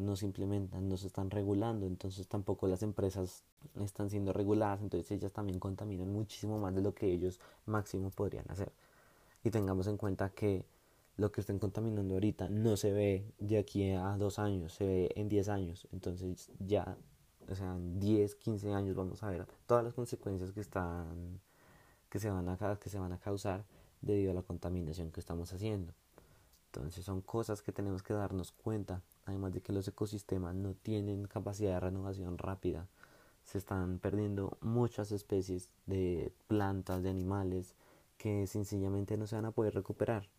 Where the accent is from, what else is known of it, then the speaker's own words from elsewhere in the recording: Bogotá, Bogotá Capital District, Colombia; somos la capital de Colombia